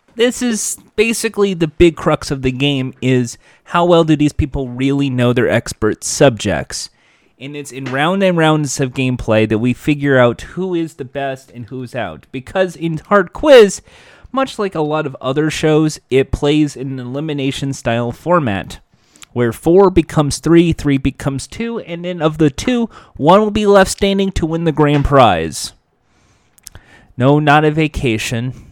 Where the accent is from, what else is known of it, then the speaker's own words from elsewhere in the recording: United States; I'm an American